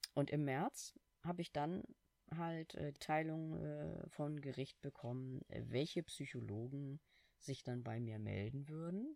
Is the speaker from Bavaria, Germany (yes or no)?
no; Hamburg, Germany; ich als Hamburger